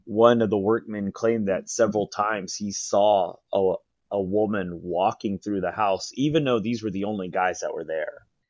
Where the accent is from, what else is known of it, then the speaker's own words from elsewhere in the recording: San Diego, California, United States; I'm a San Diego native